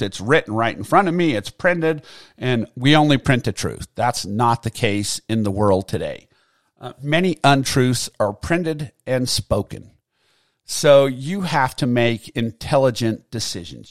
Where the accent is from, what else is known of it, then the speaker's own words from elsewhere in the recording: United States; as American citizens